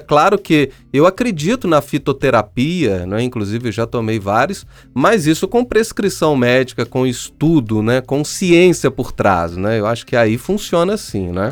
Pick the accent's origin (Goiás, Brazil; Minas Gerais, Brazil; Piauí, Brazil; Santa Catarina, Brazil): Minas Gerais, Brazil; São João del-Rei; Eu sou de uma cidade histórica, sou de São João Del Rei, Minas Gerais